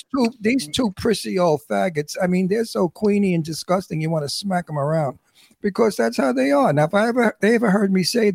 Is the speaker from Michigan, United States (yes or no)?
no; New York City, New York, United States; accent: New York; now in California, United States; I'm from Brooklyn.